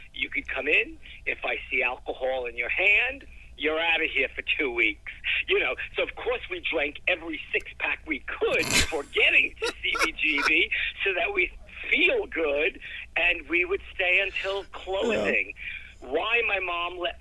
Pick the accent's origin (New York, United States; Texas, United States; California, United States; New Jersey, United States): New York, United States; New York City; Growing up in Brooklyn, taking the train into the city was huge